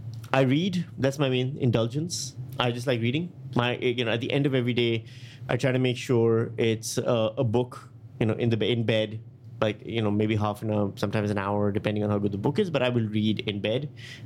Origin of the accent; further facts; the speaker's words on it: Pakistan; also born or lived in Thailand; I'm from Pakistan, India. And then I spent a lot of time in Thailand and these places.